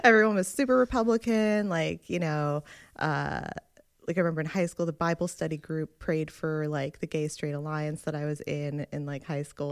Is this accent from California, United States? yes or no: no; New Jersey, United States; I grew up in North Jersey